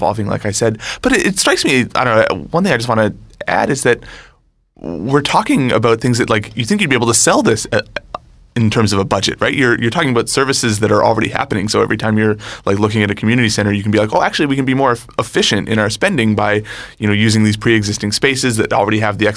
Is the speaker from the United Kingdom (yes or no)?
no; Montreal, Quebec, Canada; now in Toronto, Canada; lower income kid growing up in Montreal